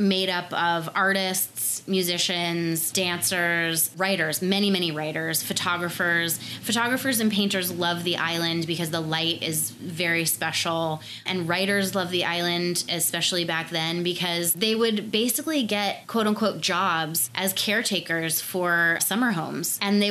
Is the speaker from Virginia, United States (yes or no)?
no; Martha's Vineyard, Massachusetts, United States; moved away as an adult; now in Los Angeles, United States; I was born and raised on Martha's Vineyard, which is an island off the coast of Cape Cod in Massachusetts.